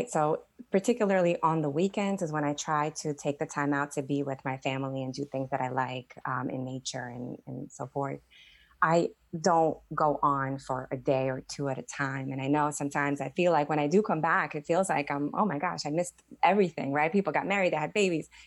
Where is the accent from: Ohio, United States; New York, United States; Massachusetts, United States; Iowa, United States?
New York, United States; Staten Island; I grew up in Staten Island, you know, in New York, where there's this, there's a lot of attitude, right?